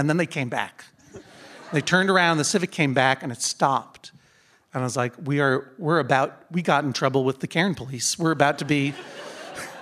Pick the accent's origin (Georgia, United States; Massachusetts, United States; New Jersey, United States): Massachusetts, United States; I'm from Massachusetts